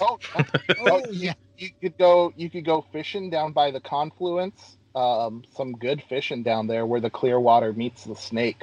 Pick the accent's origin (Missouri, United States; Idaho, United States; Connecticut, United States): Idaho, United States; Moscow; also born or lived in Clarkston / Lewis Clark Valley; I am an Idaho native, uh, born and raised in Moscow